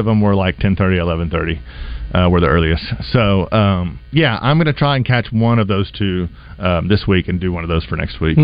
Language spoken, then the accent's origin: English; Little Rock, Arkansas, United States; we're from Little Rock